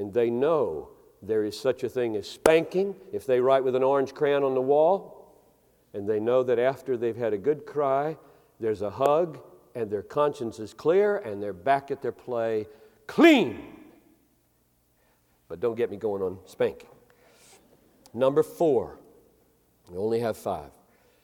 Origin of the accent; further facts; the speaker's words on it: Greenville, South Carolina, United States; moved away; I grew up in Greenville, South Carolina in the 50s and 60s